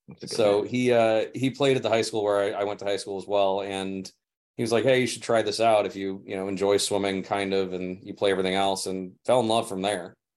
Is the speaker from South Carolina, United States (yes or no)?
no; St. Louis, Missouri, United States; moved away as an adult; also born or lived in Tampa, Florida; now in California, United States; St. Louis, yeah, I was born in Tampa, moved to St. Louis when I was five. So pretty much my home.